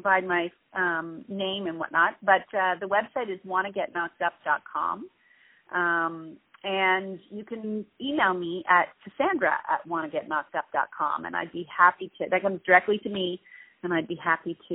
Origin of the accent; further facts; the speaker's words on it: Canada; especially as being a Canadian